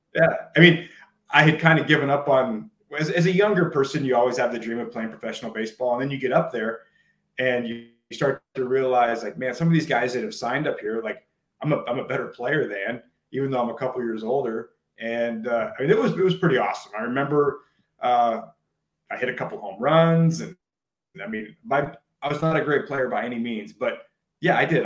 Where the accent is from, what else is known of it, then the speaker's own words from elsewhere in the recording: Juneau, Alaska, United States; also born or lived in Homer, Alaska / Oregon State; I was born and raised in Juneau